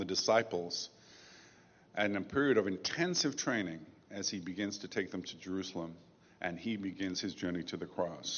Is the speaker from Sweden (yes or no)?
no; England, United Kingdom; I grew up in England